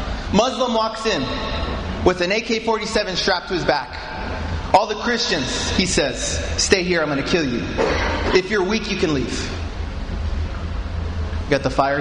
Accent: United States; moved away; I'm American

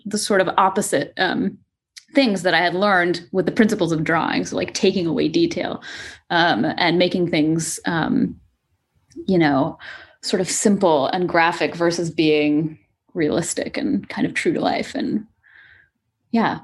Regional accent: coast of Washington, United States; moved away as an adult; also born or lived in New York; now in Seattle, United States; I kind of grew up, uh, all, all up and down the, the coast of Washington.

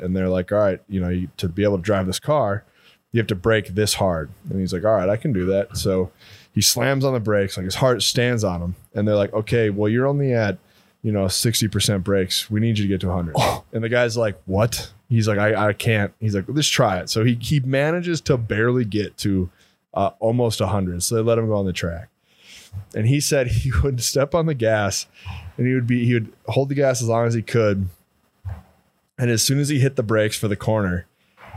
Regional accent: Midwest, United States; also born or lived in North Dakota / Missouri; growing up in the Midwest

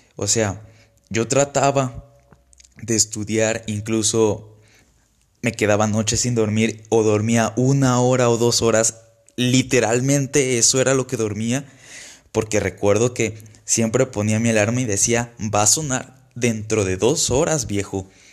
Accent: Villahermosa, Tabasco, Mexico; moved away as an adult; now in Saltillo, Mexico; Soy originario de Villahermosa, Tabasco.

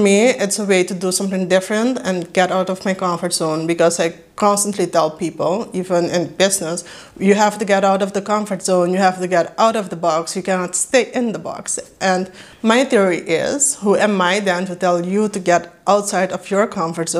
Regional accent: Curaçao; first language Papiamento; English is a second language; now in Netherlands; I was born and raised in Curaçao. That makes me Judy Curaçao and a native Papiamento speaker, but currently I am living in the Netherlands

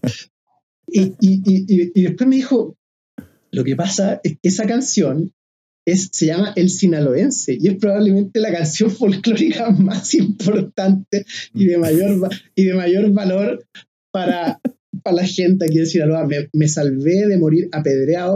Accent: Quilpué, Valparaíso, Chile; moved away as an adult; also born or lived in Viña del Mar / Santiago / Cunco / Mexico; nací en Viña del Mar, me crié en Quilpué, la ciudad del sol

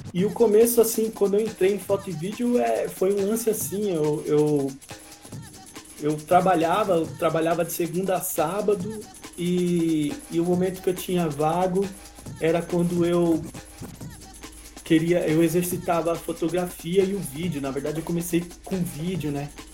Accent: São Paulo, Brazil; chegaram primeiramente no Capão Redondo, que foi onde eu nasci

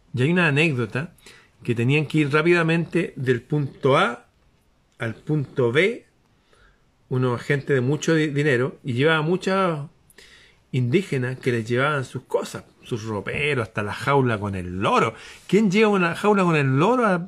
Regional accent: Chile; mi país

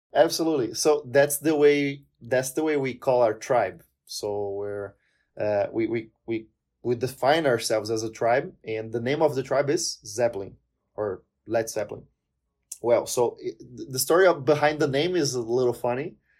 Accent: Palmas, Tocantins, Brazil; English is a second language; moved away as an adult; now in Curitiba, Brazil; I'm originally from a place called Miracema do Tocantins. It's up north in Brazil, eh, the state of Tocantins. But I lived most of my life in the city of Palmas

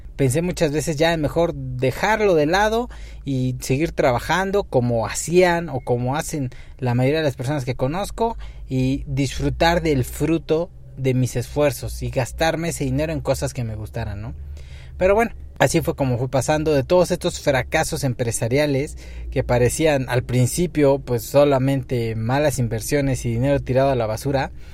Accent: Puebla, Mexico; no nací en una gran metrópoli, nací en Puebla

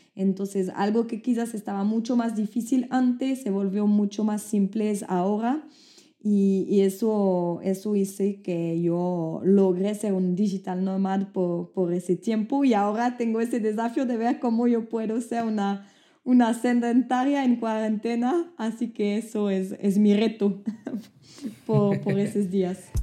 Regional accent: Switzerland; accent: French; first language French; Spanish is a second language; moved away; also born or lived in Brazil; yo soy de Suiza

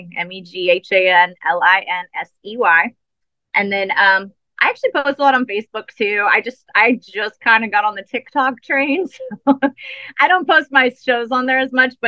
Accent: New Orleans, Louisiana, United States; I am from New Orleans, so I'm very much a soulful singer. And I grew up, you know, playing in bands with horns.

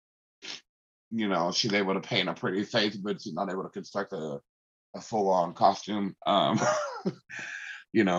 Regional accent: West Coast, United States; I am multiracial growing up on the West Coast

